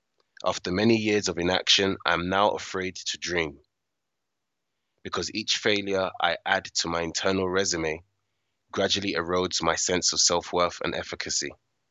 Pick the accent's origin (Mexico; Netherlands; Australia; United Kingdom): United Kingdom; born there; I'm a British-born West African male in my early 30s.